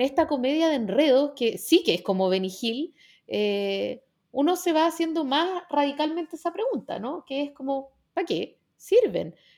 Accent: Chile; como chilenos y chilenas

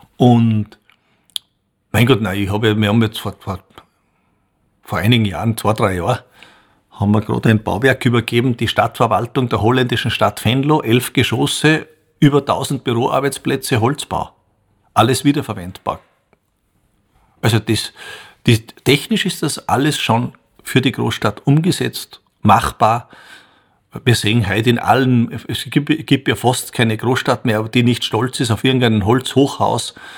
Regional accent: Bruck an der Großglocknerstraße, Salzburg, Austria; Ich bin in Bruck an der Glucknerstraße aufgewachsen

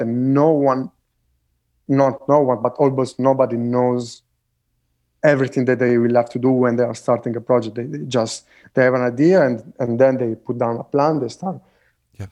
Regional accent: Italy; moved away; where I grew up in Italy

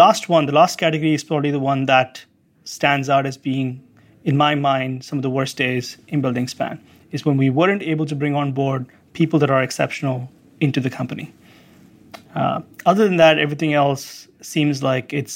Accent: India; also born or lived in Santa Cruz; now in United States; part of being an Indian American

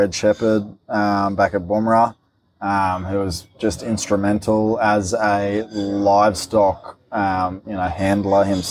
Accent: Queensland, Australia; I am a Queenslander

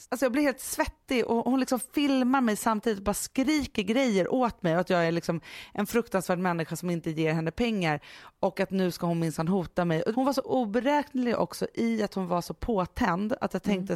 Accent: Stockholm, Stockholm County, Sweden; och då är jag uppvuxen på Söder

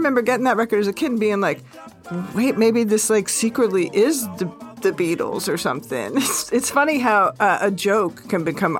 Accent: Seattle, Washington, United States; And yes, I say that because I know he's a Seattleite, my hometown.

